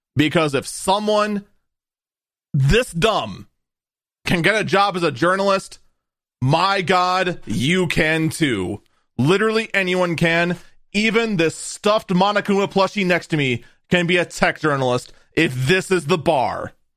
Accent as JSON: {"language": "English", "region": "Wisconsin", "country": "United States", "said": "I'm from Wisconsin"}